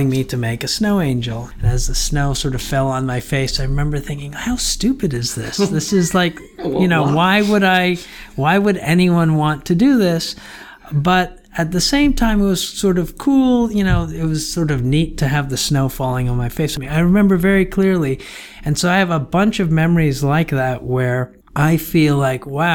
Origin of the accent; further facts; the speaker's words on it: Toronto, Ontario, Canada; moved away as an adult; also born or lived in Guyana / Montreal, Canada; I joined my mother from the age of 7 in Toronto. So I grew up in Toronto, Canada.